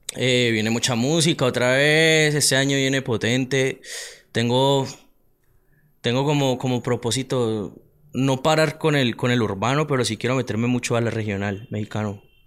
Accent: Palmira, Valle del Cauca, Colombia; soy de Palmira

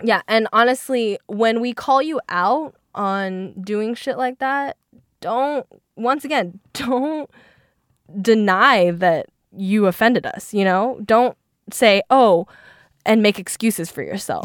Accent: Seattle, Washington, United States; first language Mandarin; English is a second language; I'm from Seattle

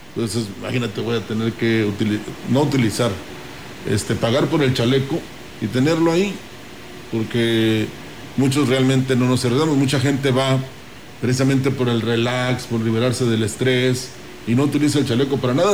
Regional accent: San Luis Potosí, Mexico; todos somos potosinos

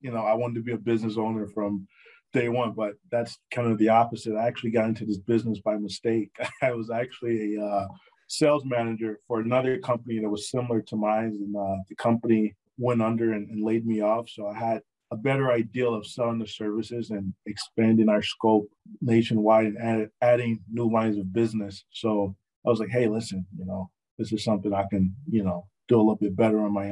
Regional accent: Chicago, Illinois, United States; also born or lived in Iowa; I grew up in Chicago, went to school in Iowa, Iowa State

